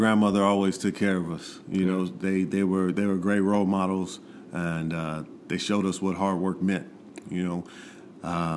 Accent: Inglewood, California, United States; born and raised in Inglewood, California, and I love the city that I grew up

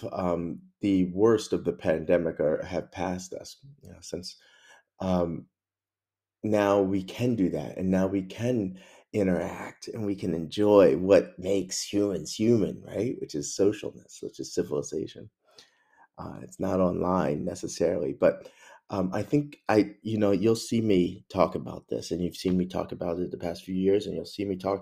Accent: Mount Airy, Maryland, United States; I'm from Mount Airy

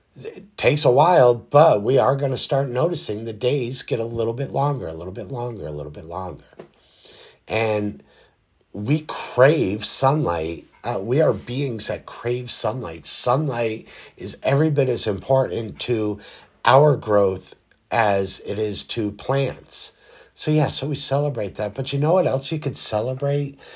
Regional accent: United States; our country here in the United States

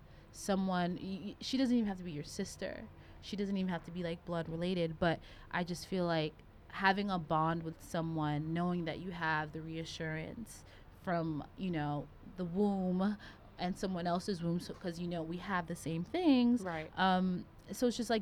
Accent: the South, United States; growing up in the South

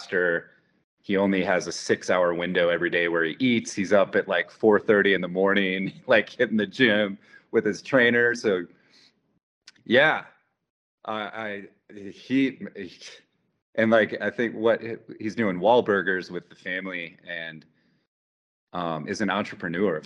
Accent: Wisconsin, United States; I grew up in Wisconsin

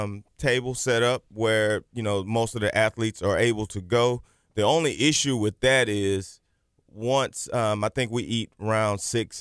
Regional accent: La Marque, Texas, United States; I grew up in Lamarck and graduated from Texas City High School in 1992.

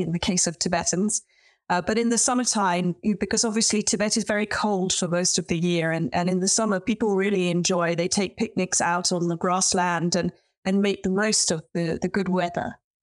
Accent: London, United Kingdom; moved away as an adult; also born or lived in Beijing, China; now in Oxford, United Kingdom; I was born and brought up in London, and I was privately educated

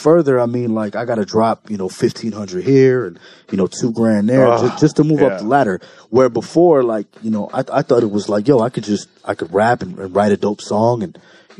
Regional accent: Compton, California, United States; also born or lived in Bellflower / Long Beach / Norwalk; I was born in Compton.

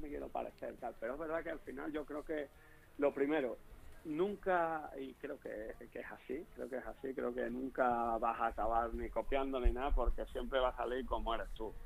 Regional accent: Extremadura, Spain; accent: Extremaduran; moved away as an adult; also born or lived in Leganés; allí en mi pueblo de Elena

